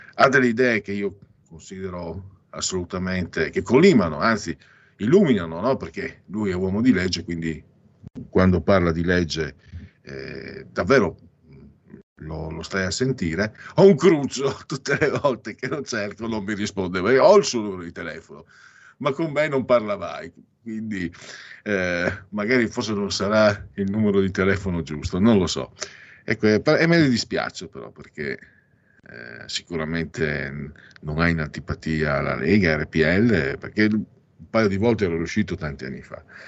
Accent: Veneto, Italy; io sono mezzo veneziano ma di campagna, quindi non sono veneziano

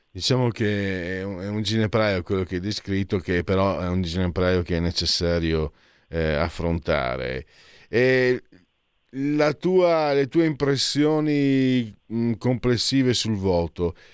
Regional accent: Friuli-Venezia Giulia, Italy; dalle mie parti in friulano

